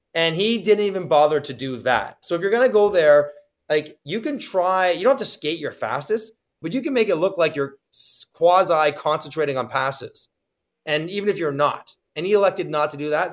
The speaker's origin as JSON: {"language": "English", "town": "Toronto", "region": "Ontario", "country": "Canada", "said": "I'm from Toronto"}